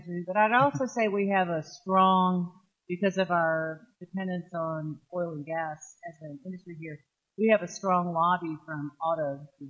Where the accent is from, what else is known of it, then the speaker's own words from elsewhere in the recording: Southeast, United States; now in Oklahoma, United States; You know, we are not, I am from the Southeast. You know, where towns are built around if horse and buggy or walking or something.